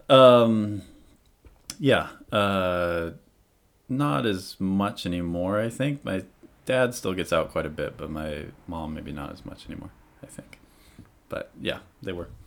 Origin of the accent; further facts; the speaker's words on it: Monmouth, Oregon, United States; moved away as an adult; also born or lived in Washington / Corvallis, Oregon / Bend, Oregon / Eugene, Oregon; now in Japan; I grew up mostly in Monmouth, Oregon.